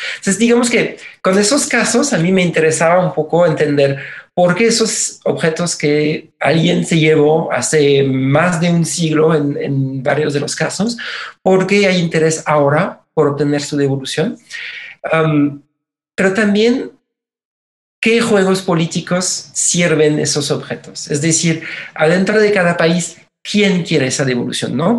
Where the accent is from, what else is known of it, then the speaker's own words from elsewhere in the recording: Mexico; somos la nación mexicana